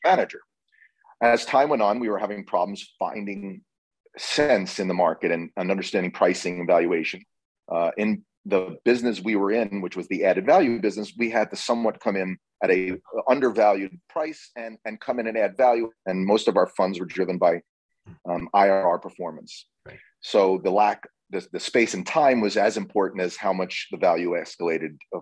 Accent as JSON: {"language": "English", "town": "Red Bank", "region": "New Jersey", "country": "United States", "tie": "born or raised there", "also_born_or_lived": "Boston", "said": "I was born in Red Bank, New Jersey"}